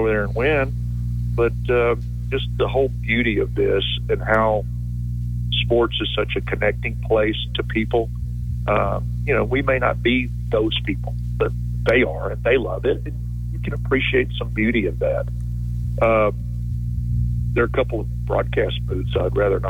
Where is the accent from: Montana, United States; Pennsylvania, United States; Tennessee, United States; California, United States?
Tennessee, United States; Knoxville; moved away; I grew up in Knoxville